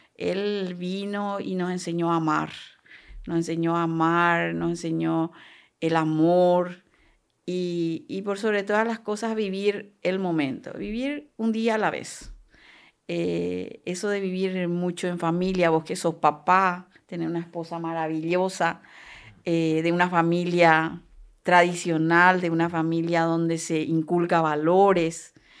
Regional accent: Coronel Oviedo, Caaguazú, Paraguay; born or raised there; also born or lived in Itayurú, Misiones, Paraguay; now in La Paloma, Paraguay

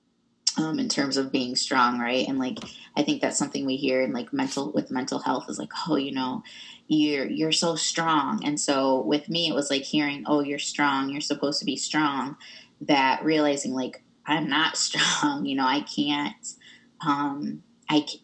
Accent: Michigan, United States; moved away; also born or lived in Pontiac, Michigan / Iowa; we moved from Pontiac, Michigan, which is where all my family was when I was about six, to a little town that was very homogenous.

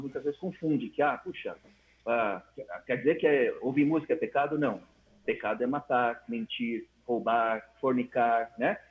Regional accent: São Paulo, Brazil; moved away as an adult; also born or lived in Dom Eliseu, Pará; Quando eu saí de São Paulo, mesmo com 26 anos

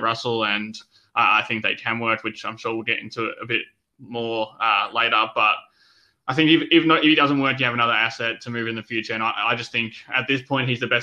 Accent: Melbourne, Victoria, Australia; my home state of Melbourne

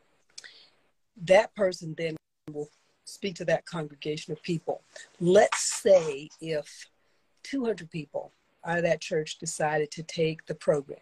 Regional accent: the South, United States; I grew up in the South.

